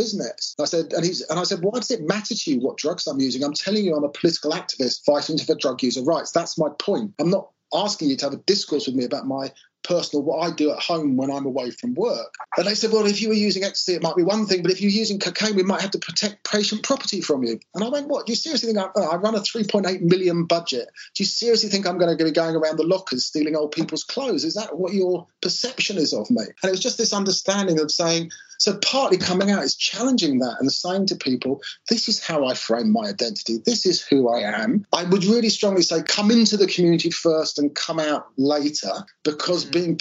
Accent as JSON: {"language": "English", "town": "Bath", "region": "South West England", "country": "United Kingdom", "tie": "born or raised there", "said": "my hometown of Bath"}